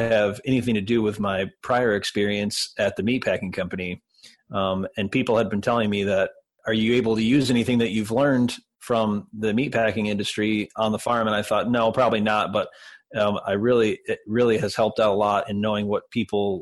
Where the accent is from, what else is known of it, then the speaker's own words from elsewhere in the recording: Detroit, Michigan, United States; I grew up in Detroit